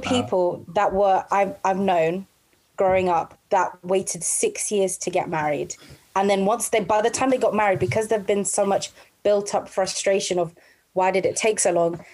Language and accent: English; London, United Kingdom; now in Milton Keynes, United Kingdom; I'm from South London